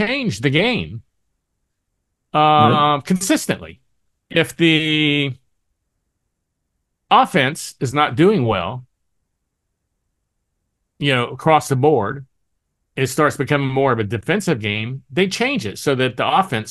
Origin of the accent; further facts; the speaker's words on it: United States; I'm American